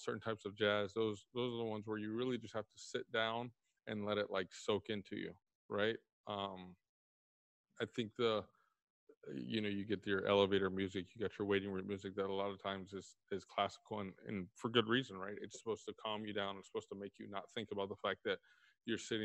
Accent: Texas, United States; I'm from Texas, so grew up with a lot of country around me.

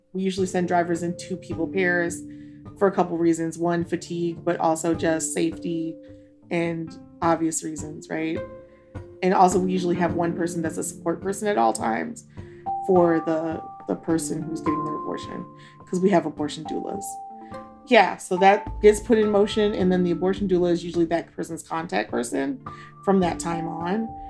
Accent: Duluth, Minnesota, United States; now in Jackson, Mississippi, United States; I was born in Duluth, Minnesota

